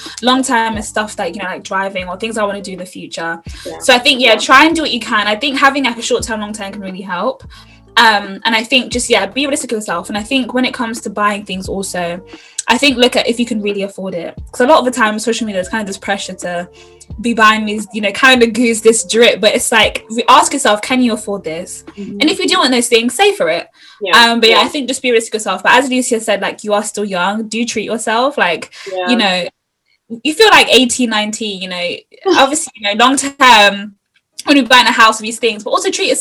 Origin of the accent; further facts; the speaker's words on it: United Kingdom; also born or lived in Uganda; particularly as being British Ugandan girls